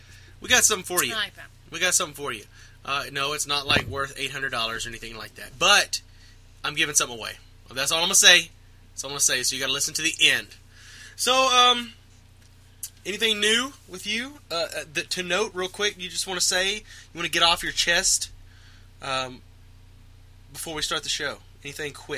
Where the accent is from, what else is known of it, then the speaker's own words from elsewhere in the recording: Texas, United States; we're from Texas